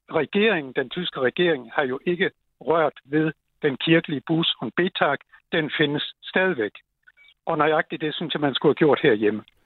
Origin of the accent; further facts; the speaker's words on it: Schleswig-Holstein, Germany; now in Denmark; Jeg kommer selv fra Tyskland oprindeligt